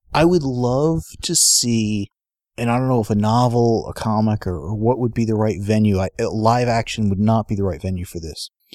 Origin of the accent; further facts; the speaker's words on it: San Diego, California, United States; we grew up in San Diego